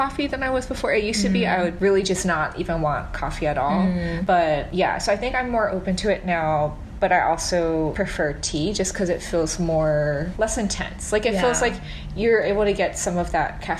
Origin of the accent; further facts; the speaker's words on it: United States; as an American kid